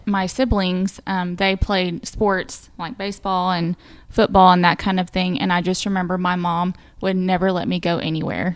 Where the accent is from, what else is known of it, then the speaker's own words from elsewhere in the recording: near Alma, Northwest Arkansas, United States; my hometown is probably forty-five minutes to an hour away from there.